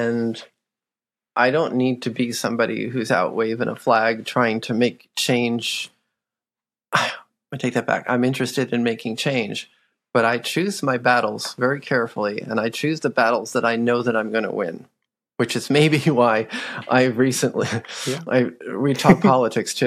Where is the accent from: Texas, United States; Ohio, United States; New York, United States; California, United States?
New York, United States; New York City; also born or lived in Florida / Maryland; now in St. Louis, United States; I grew up in New York City